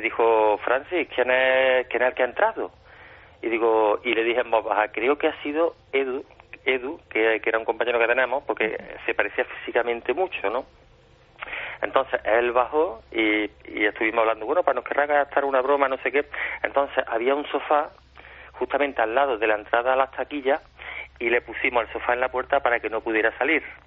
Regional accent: Córdoba, Andalusia, Spain

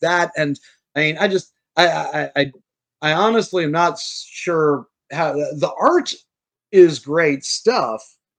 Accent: New Orleans, Louisiana, United States; I'm from New Orleans.

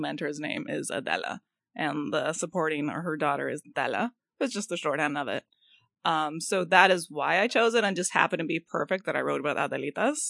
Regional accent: Los Angeles, California, United States; I'm from Boyle Heights

